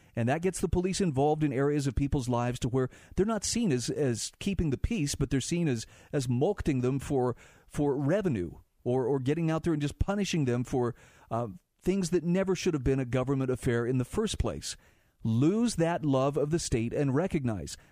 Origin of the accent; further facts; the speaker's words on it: Utah, United States; my home state of Utah